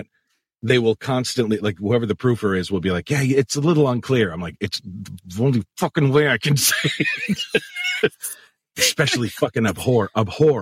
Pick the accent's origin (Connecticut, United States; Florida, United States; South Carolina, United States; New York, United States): Connecticut, United States; I'm from Connecticut, but I'm so, I get, you know, I'm from the area that's like so lazy with speech